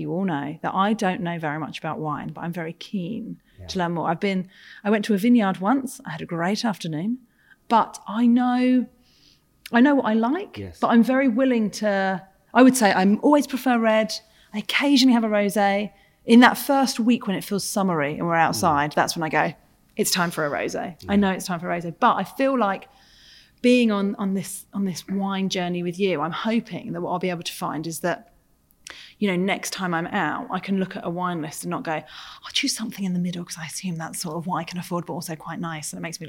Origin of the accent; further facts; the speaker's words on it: Portsmouth, South East England, United Kingdom; I am indeed, yeah. I'm from Pompey.